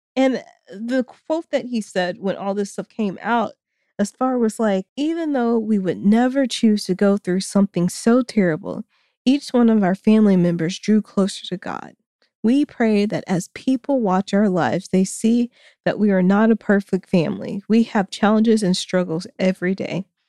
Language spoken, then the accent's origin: English; Springdale, Arkansas, United States; my hometown of Springdale, Arkansas.